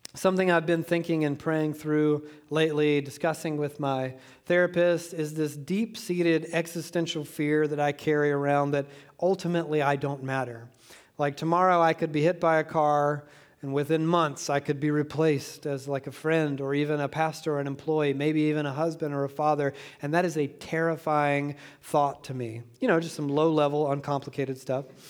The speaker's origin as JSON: {"language": "English", "region": "Georgia", "country": "United States", "tie": "born or raised there", "said": "I'm from Georgia"}